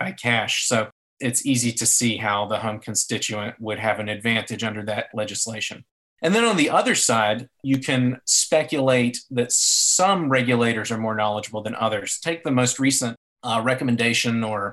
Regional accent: North Carolina, United States; Representative McHenry from my home state

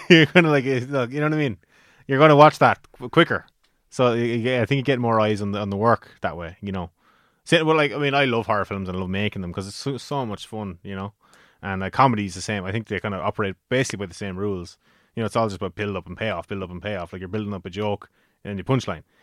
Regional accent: Carlow, Leinster, Ireland; in Carlow, uh, for my hometown

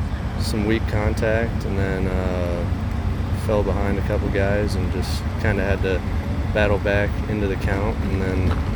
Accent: near Des Moines, Iowa, United States; I grew up in Iowa, just like 15 minutes outside Des Moines.

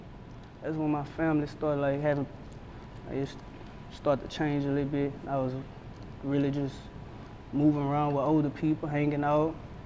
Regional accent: Baton Rouge, Louisiana, United States; I'm from Baton Rouge

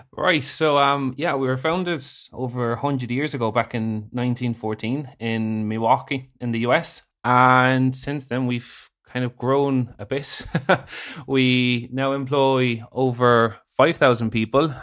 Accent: Spain; moved away as an adult; now in Ireland; I was born in Spain, a Irish mother, Spanish dad

